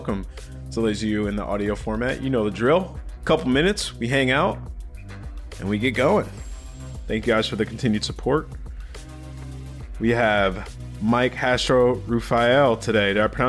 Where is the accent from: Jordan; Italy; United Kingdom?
Jordan; I'm from. Palestine? Well, it's Jordan. It used to be Palestine.